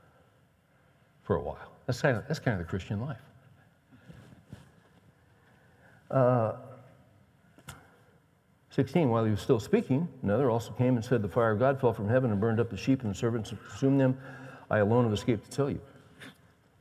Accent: West Coast, United States; I grew up on the West Coast

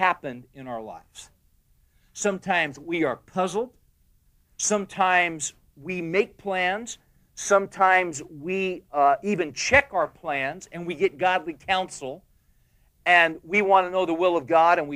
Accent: United States; we're American men

